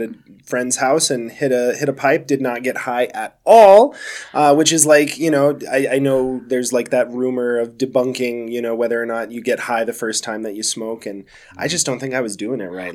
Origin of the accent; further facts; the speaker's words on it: Denver, Colorado, United States; I am a native, yeah, Sweet. born and raised here in Colorado